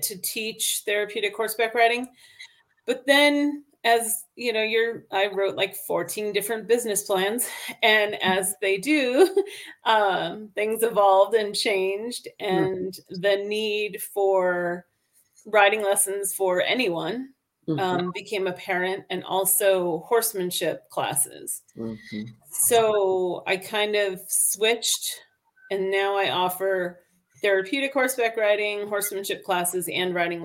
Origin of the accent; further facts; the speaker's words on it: Cape Cod, Massachusetts, United States; moved away as an adult; now in Albuquerque, United States; I grew up on Cape Cod in Massachusetts